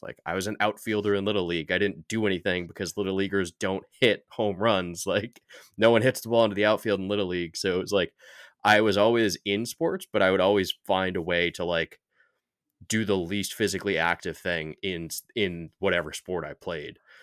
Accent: New York, United States; I grew up in New York

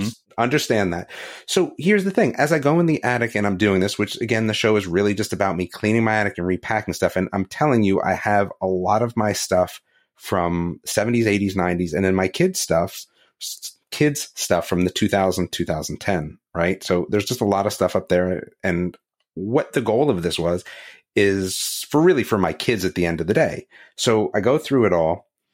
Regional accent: New Jersey, United States; now in North Carolina, United States; I grew up in New Jersey

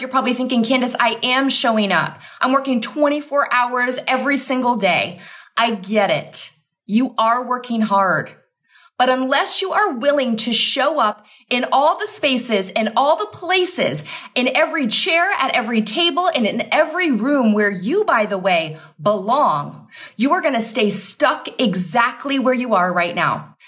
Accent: Connecticut, United States; now in Caribbean; I'm from Connecticut

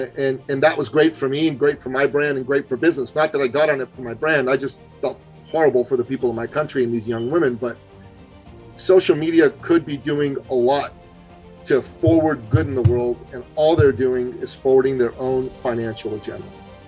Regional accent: Iran; moved away; And I'm from Iran originally. I don't think I told you that. But I'm a Christian from Iran. My family left right after the revolution

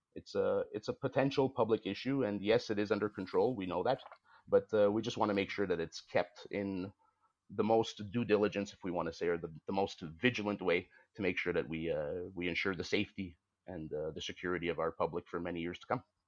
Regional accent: Canada; I consider myself Canadian. I'm a very proud Canadian. I'm proud of my nation.

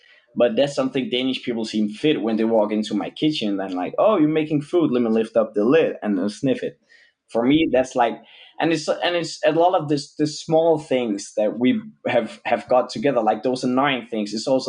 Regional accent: Brazil; now in Denmark; But when we're from Brazil, it's like you walk into a party, it's 100%.

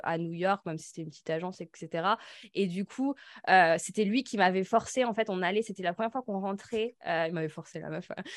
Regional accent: the Alps, France; Avec Laura, on vient des Alpes

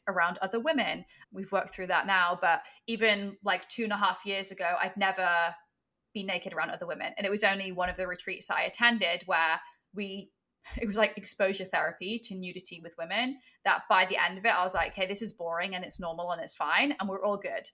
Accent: England, United Kingdom; I grew up in England

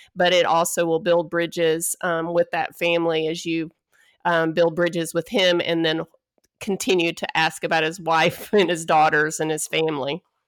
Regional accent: Texas, United States; moved away as an adult; I'm originally from Texas

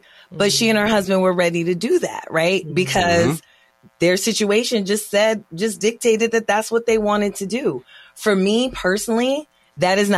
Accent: Haiti; being Haitian

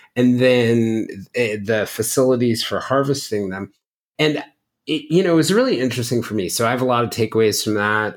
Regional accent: Marietta, Georgia, United States; I was growing up in Marietta, Georgia

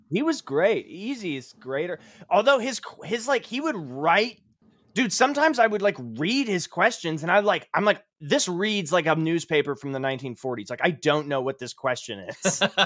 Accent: Cape Cod, Massachusetts, United States; moved away as an adult; also born or lived in New York; now in Indianapolis, United States; I grew up in Cape Cod, Massachusetts

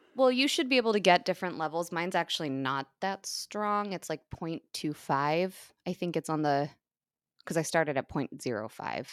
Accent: United States; as an American

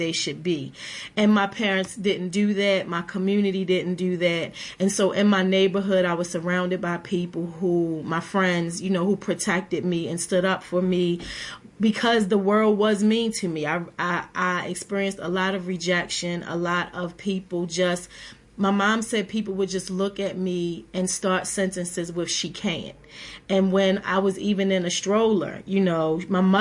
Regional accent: Baltimore, Maryland, United States; I grew up in West Baltimore in poverty in low-income housing

